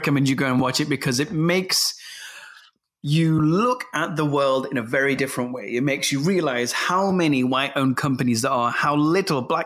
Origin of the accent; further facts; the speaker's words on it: Leicester, East Midlands, United Kingdom; I'm from Evington